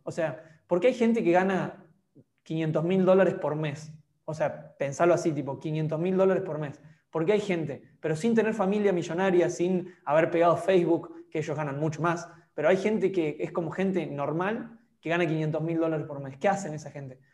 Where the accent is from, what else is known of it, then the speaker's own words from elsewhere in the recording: Argentina; moved away as an adult; also born or lived in Europe; cuando me fui de Argentina, volví a los 8 o 9 meses a visitar